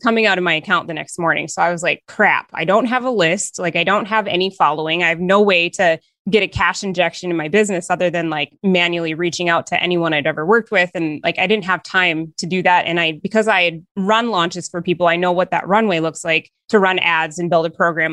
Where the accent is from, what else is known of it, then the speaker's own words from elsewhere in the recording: Northern Minnesota, United States; I am from Northern Minnesota